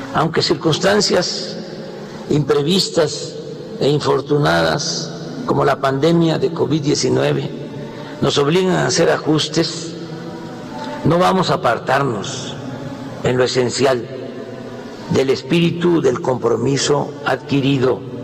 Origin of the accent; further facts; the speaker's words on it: Mexico; Como muchos mexicanos